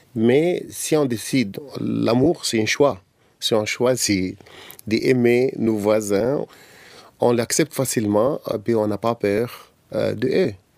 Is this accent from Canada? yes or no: no; Egypt; born or raised there; French is a second language; now in Cairo, Egypt